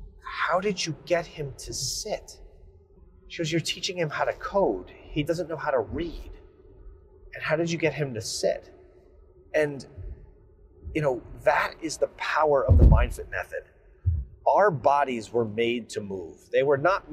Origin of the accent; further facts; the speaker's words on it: New Jersey, United States; I am from New Jersey. I still live in New Jersey